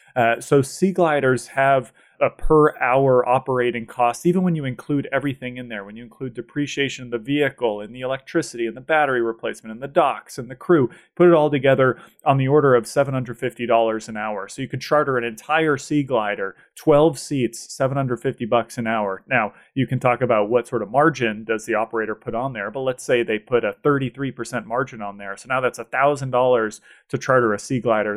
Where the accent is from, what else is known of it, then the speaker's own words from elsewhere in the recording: Boston, Massachusetts, United States; I grew up in the Boston area